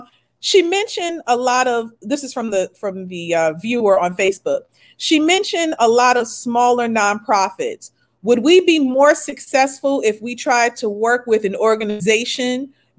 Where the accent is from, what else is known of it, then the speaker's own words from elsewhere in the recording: New York City, New York, United States; You know, I was born in New York, but I moved around a lot. I was born in the Bronx.